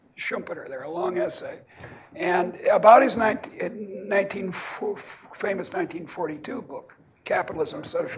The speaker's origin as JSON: {"language": "English", "town": "Boston", "region": "Massachusetts", "country": "United States", "also_born_or_lived": "Iowa", "moved": "yes", "said": "I come from Boston, and we have our own little ideology."}